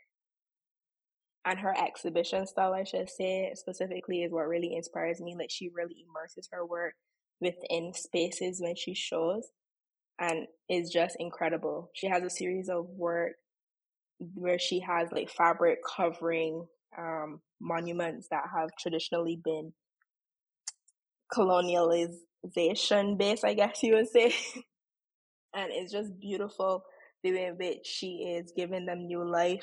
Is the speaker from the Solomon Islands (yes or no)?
no; Saint James, Barbados; Growing up in Barbados was great, to the point that even now as an adult, I don't think I'll ever want to live anywhere else